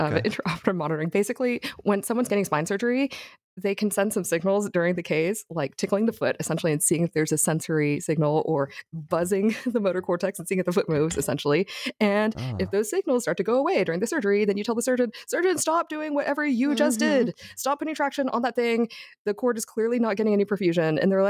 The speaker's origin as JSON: {"language": "English", "town": "Houston", "region": "Texas", "country": "United States", "tie": "born or raised there", "said": "Houston, West Houston. Like, and now I live in Montrose, which I love."}